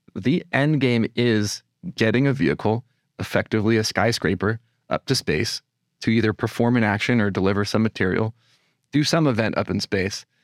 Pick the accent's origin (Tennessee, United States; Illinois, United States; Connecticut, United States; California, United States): California, United States; moved away as an adult; also born or lived in Los Angeles, United States; now in New York, United States; I, uh, was born and raised in California